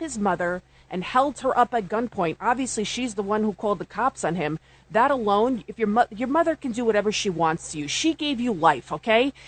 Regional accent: New York City, New York, United States; I'm from the Bronx.

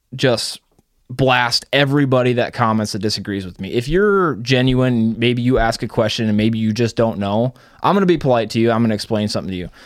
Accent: Iowa, United States; I'm from Iowa.

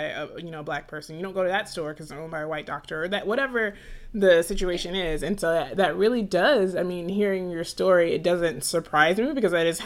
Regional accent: Atlanta, Georgia, United States; I grew up in Atlanta

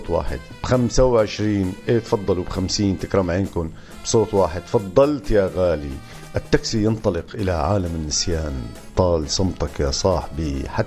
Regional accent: Syria; خلص افتح قلبك أنا مثلك سوري يعني بفهم عليك عالطاير بفهم عليك

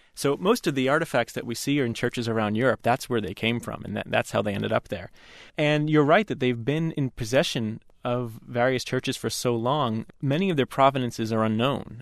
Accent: United States; an American Catholic, growing up far from where the vast majority of relics are

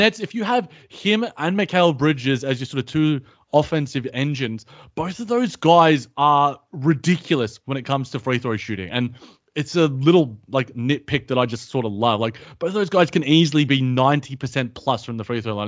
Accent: Australia; as an Australian

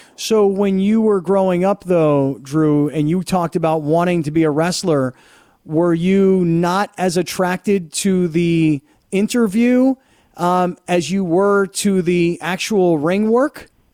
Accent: Fort Lauderdale, Florida, United States; I grew up in Fort Lauderdale

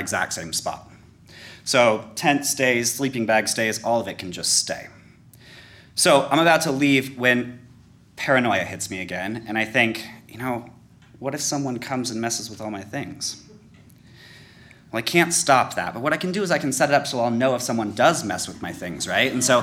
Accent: Colorado, United States; also born or lived in New Orleans, Louisiana; I grew up in Colorado

